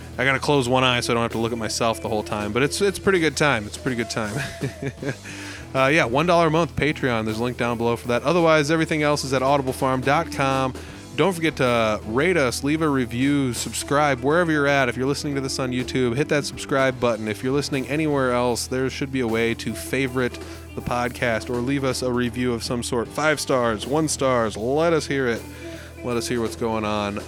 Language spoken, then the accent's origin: English; Humboldt, Iowa, United States; also born or lived in Fort Dodge, Iowa; my hometown of Humboldt, Iowa